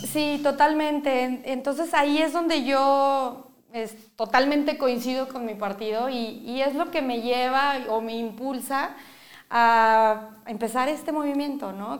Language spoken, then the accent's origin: Spanish; Mexico; Como mexicanos